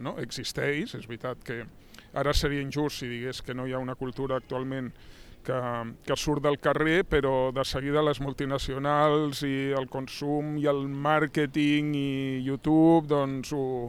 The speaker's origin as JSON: {"language": "Catalan", "region": "Catalonia", "country": "Spain", "said": "ens conforma com a, com a catalans."}